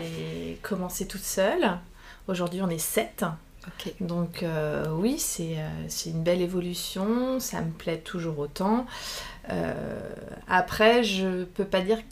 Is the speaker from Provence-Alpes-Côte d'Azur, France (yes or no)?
no; Saint-Berthevin, Pays de la Loire, France; j'ai grandi à Saint-Berthevin